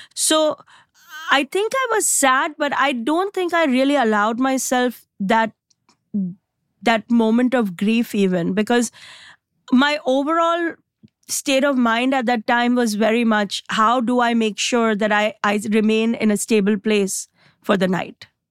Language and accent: English; India; now in United States; I came from India and India is anything but small